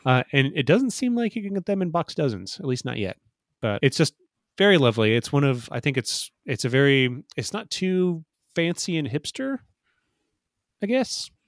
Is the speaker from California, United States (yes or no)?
no; Fort Wayne, Indiana, United States; Fort Wayne, Indiana, which is my hometown